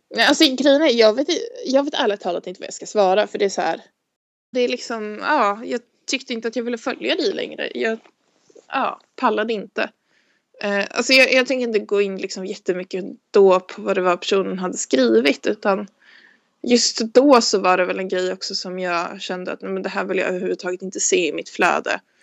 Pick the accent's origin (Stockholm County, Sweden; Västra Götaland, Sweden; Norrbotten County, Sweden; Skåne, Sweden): Stockholm County, Sweden; Stockholm; moved away as an adult